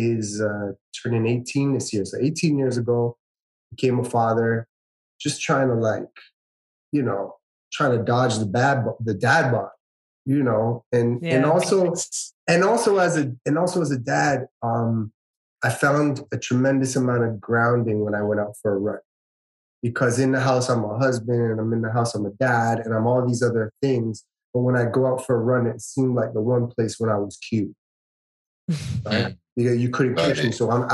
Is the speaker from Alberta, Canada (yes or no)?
no; Toronto, Ontario, Canada; now in Woodbridge, Canada; I grew up in Scarborough